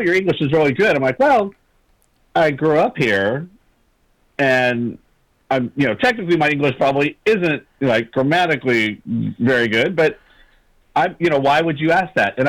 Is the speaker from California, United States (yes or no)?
yes; California, United States; growing up in California and in the West Coast